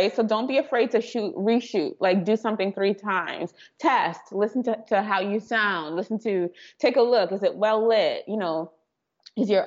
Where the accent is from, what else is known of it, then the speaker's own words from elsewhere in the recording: Trinidad & Tobago; moved away; I am from Trinidad and Tobago. So I was born in the Caribbean and I have an accent.